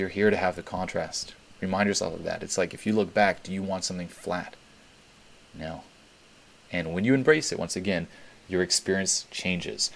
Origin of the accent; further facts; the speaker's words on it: Switzerland; I grew up in Switzerland